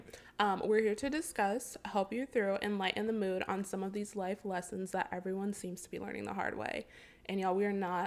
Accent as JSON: {"language": "English", "town": "Cleveland", "region": "Ohio", "country": "United States", "tie": "born or raised there", "moved": "as an adult", "lives_now": "Atlanta, United States", "said": "I'm from Cleveland, Ohio, born and raised."}